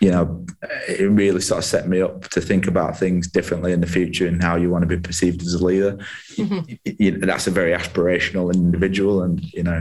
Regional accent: Halifax, Yorkshire and the Humber, United Kingdom; I'm from Halifax, Caldale.

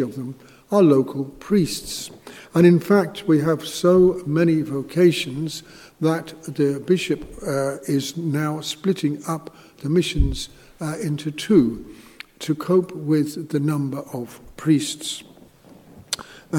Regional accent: England, United Kingdom; moved away as an adult; also born or lived in Thurles, Ireland; now in Zimbabwe; I'm from England

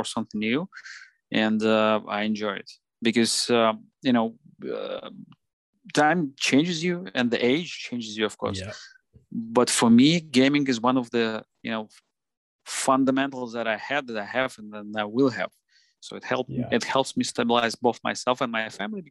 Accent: Moscow, Russia; Yeah, I'm based in Russia. I was born in Moscow. I was living my whole life in Moscow.

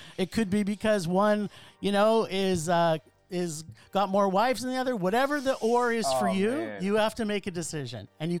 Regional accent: Canada; I'm Canadian

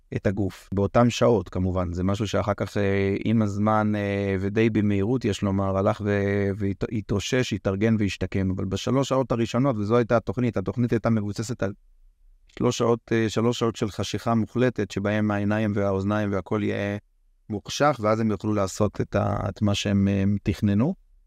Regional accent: Israel; גדלתי ככה, כישראלי חופשי וגאה

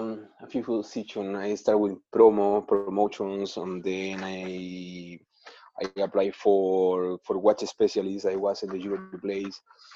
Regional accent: Santiago, Santiago Metropolitan Region, Chile; all the way from Chile, Santiago.

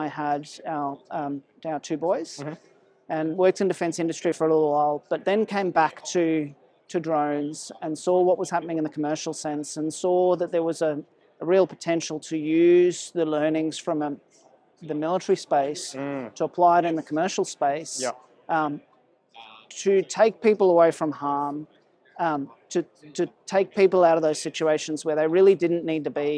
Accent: Sydney, New South Wales, Australia; also born or lived in South Africa; I was born in South Africa, and my family moved to Australia when I was 10. I grew up in Sydney

